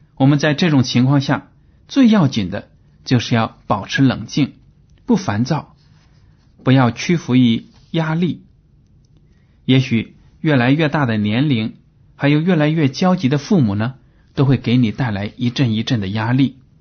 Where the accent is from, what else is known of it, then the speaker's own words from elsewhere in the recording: China; 我们中国人